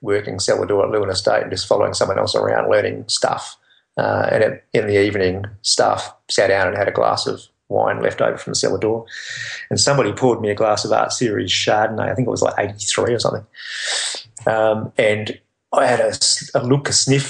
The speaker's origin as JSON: {"language": "English", "town": "Albany", "region": "Western Australia", "country": "Australia", "moved": "as an adult", "lives_now": "Margaret River, Australia", "said": "I come from Albany down on the south coast of Western Australia, and I moved to Margaret River following work and other things when I was a young bloke."}